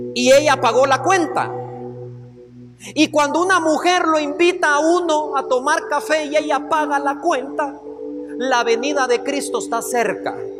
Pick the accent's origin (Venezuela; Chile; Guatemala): Guatemala; como hombres que venimos de Guatemala